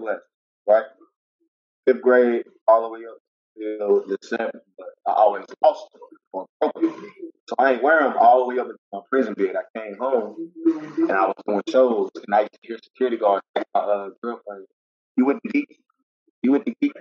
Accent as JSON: {"language": "English", "town": "Charlotte", "region": "North Carolina", "country": "United States", "tie": "born or raised there", "said": "Like me, I've been in Charlotte, North Carolina 31 years"}